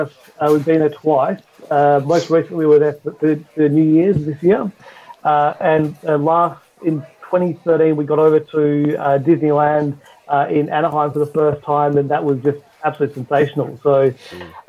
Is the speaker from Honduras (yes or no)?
no; Western Australia, Australia; accent: Australian; I'm from Australia, but I'm from Western Australia. So we're apparently the most isolated place in the world, or something to that extent. And at the time when I was growing up, there was no theme parks in WA at all.